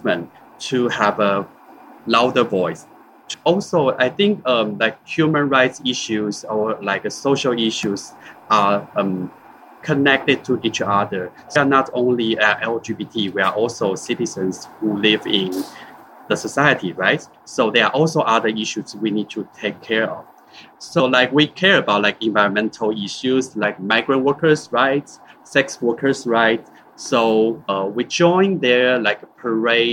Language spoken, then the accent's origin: English; Taiwan; I'm from Taiwan